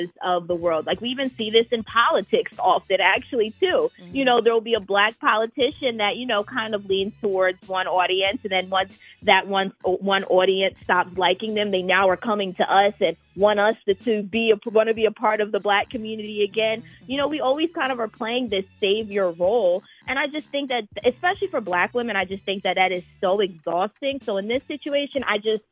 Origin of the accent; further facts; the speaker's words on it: Philadelphia, Pennsylvania, United States; I'm from Philly